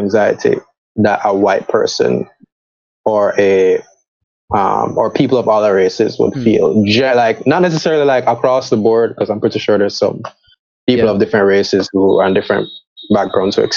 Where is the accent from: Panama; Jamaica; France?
Jamaica; Spanish Town, Saint Catherine; I grew up in Spanish Town